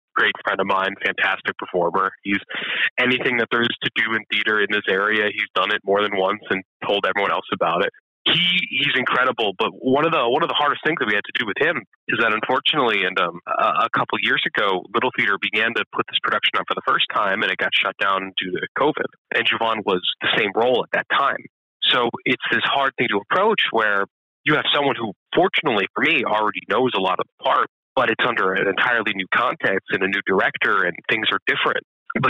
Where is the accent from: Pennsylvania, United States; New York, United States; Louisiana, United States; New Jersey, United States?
Pennsylvania, United States; Scranton; I am. I'm from Scranton. Yeah, and I just came back a little over a year ago at this point.